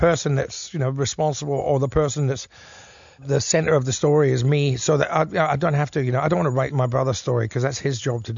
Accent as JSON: {"language": "English", "town": "Elizabeth", "region": "South Australia", "country": "Australia", "tie": "born or raised there", "said": "Heytesbury Road, where I grew up in Elizabeth West"}